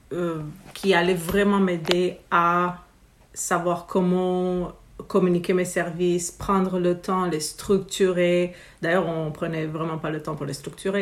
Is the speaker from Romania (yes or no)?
yes; Romania; now in Quebec, Canada; je viens de Roumanie originairement. Euh, notre famille est un mix méditerranéen en fait, Grèce, Italie, Bulgarie, et puis voilà, je suis née en Roumanie.